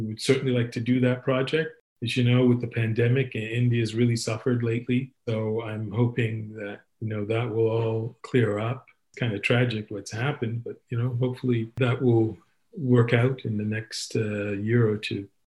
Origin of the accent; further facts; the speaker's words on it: Sudbury, Ontario, Canada; I grew up in Sudbury